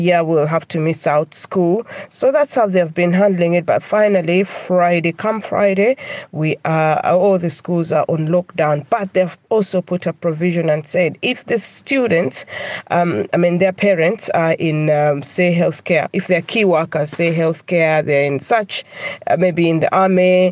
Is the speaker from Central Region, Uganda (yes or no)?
yes; Kampala, Central Region, Uganda; now in United Kingdom; I'm originally definitely from Uganda, Kampala